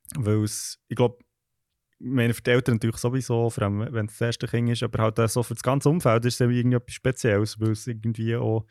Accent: Switzerland; moved away as an adult; now in London, United Kingdom; als Schweizerin, nicht so hier in London

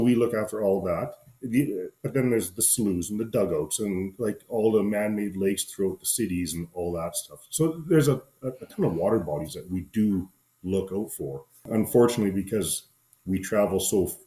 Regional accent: central Alberta, Canada; I'm kind of in central Alberta, just outside of my hometown

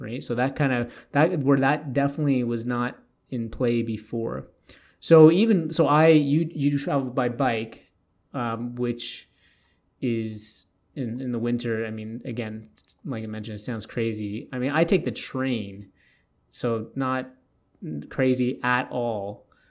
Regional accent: Toronto, Ontario, Canada; now in Edmonton, Canada; I grew up in Toronto. I went on the T T C.

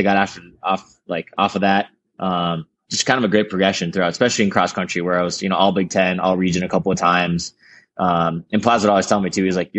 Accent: Foley, Minnesota, United States; I grew up in Foley, Minnesota, small, 2,500 people, central Minnesota near St. Cloud.

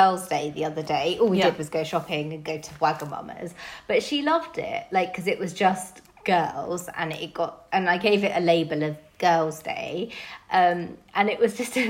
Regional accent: London, United Kingdom; As a Londoner

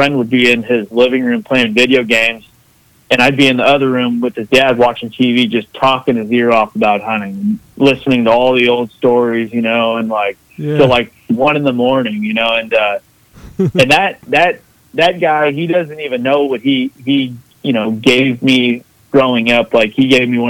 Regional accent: Southern Oregon, United States; I grew up fishing in Southern Oregon, and he'd take me out of school when the fishing was good

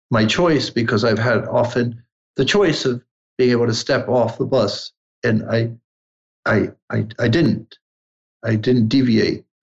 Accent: Italy; English is a second language; now in United States; I grew up in the Alps in Italy

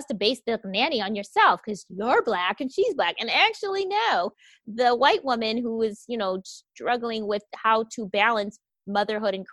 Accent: Wisconsin, United States; I grew up in Wisconsin, which I like to refer to as Caucasia

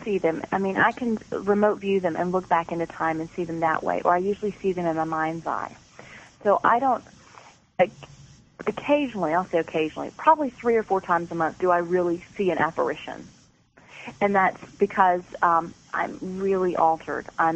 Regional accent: Georgia, United States; moved away as an adult; also born or lived in Atlanta, Georgia; now in Maryland, United States; I was from Georgia, so, you know, not many Ice Age creatures down there, and now I live in Maryland

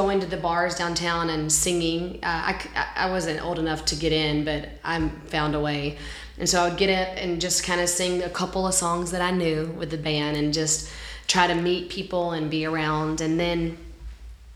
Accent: Alabama, United States; moved away as an adult; now in Nashville, United States; I'm from Alabama, and so where I lived, there was like kind of like a modeling agent

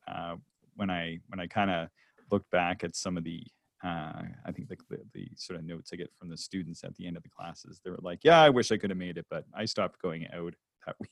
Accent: Canada; also born or lived in West Coast, United States; I'm a Canadian

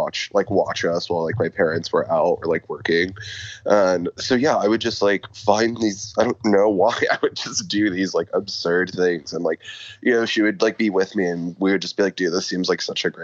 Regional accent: La Feria, Texas, United States; moved away as an adult; also born or lived in Austin, Texas; I'm originally from the Rio Grande Valley, like a small town called La Feria

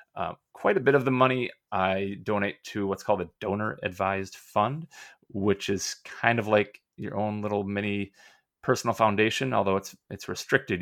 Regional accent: Minnesota, United States; also born or lived in Gainesville, Florida; I'm a Minnesota guy

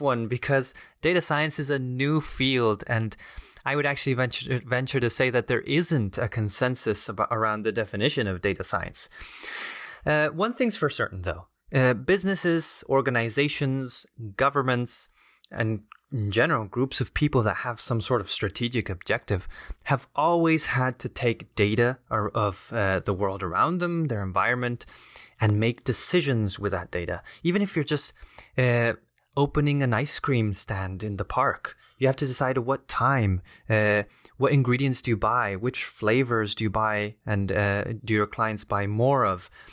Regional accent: Chile; now in Washington, D.C., United States; I'm originally from Chile

